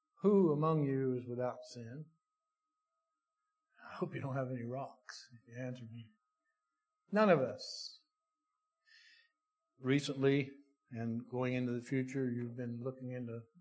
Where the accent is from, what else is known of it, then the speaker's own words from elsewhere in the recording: West Virginia, United States; I'm from West Virginia.